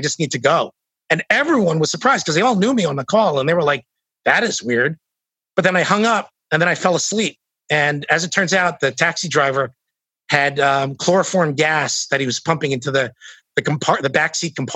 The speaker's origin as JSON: {"language": "English", "country": "United States", "said": "I'm from the States"}